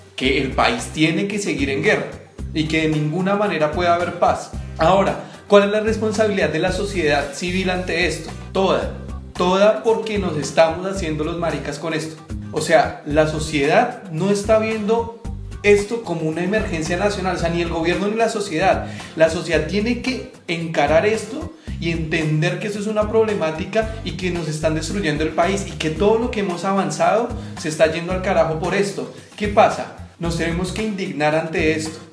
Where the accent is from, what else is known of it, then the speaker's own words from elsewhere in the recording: Colombia; nosotros como colombianos